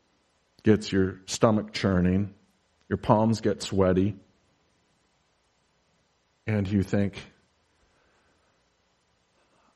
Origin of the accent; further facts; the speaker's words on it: United States; I am an American pastor who lives a reasonably comfortable life in a sleepy little podunk town.